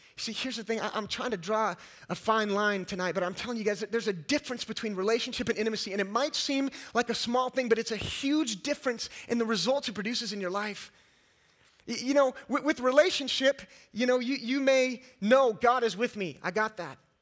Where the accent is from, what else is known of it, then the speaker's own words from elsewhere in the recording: California, United States; moved away as an adult; also born or lived in East Texas; I was raised in California and, uh, and lived most of my life. I got a Californian, all right.